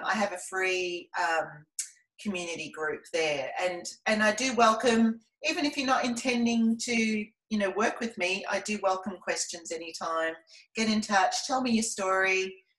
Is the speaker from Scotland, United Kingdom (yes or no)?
yes; Scotland, United Kingdom; now in Melbourne, Australia; I grew up in Scotland